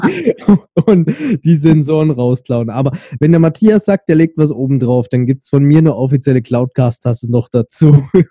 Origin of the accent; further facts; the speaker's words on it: Stuttgart, Baden-Württemberg, Germany; bei uns in Stuttgart